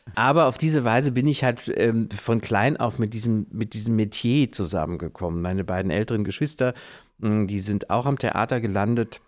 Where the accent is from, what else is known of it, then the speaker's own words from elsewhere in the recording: Kassel, Hesse, Germany; moved away as an adult; now in Oldenburg, Germany; in meiner Heimatstadt in Kassel